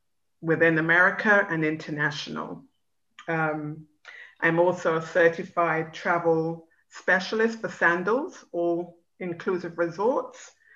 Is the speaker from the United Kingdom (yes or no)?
yes; London, United Kingdom; now in Orlando, United States; I was born in West London in the 60s. My mom is from Guyana, South America